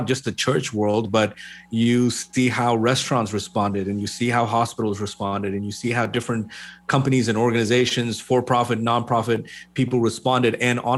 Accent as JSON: {"language": "English", "region": "Kerala", "country": "India", "also_born_or_lived": "Middle East", "moved": "as an adult", "said": "I am originally from India, from Kerala. Was born and raised in the Middle East for most of my life and then moved here in 2004."}